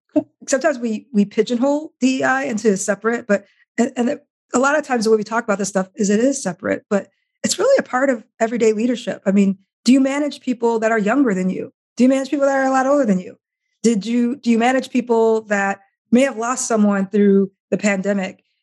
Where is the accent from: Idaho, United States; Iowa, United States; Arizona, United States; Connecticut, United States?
Iowa, United States; I grew up in Iowa